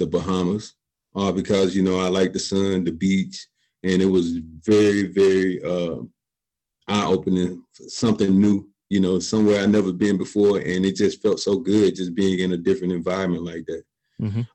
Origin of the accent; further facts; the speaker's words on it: Columbus, Georgia, United States; I'm from Columbus, Georgia, grew up in a low income single parent home